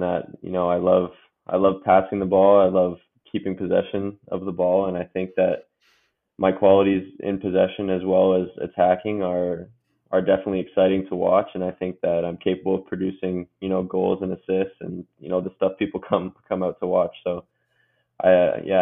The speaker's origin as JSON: {"language": "English", "town": "Curtis", "region": "Ontario", "country": "Canada", "tie": "born or raised there", "also_born_or_lived": "Michigan", "lives_now": "Hamilton, Canada", "said": "Hamilton is about like an hour and a half from my hometown of Curtis, Ontario"}